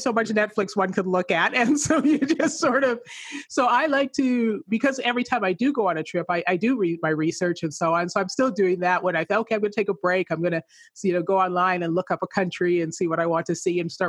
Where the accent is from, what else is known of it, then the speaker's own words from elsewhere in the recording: Manitoba, Canada; also born or lived in England; I grew up in England, I was born in England, I grew up in Canada, and so I grew up in Manitoba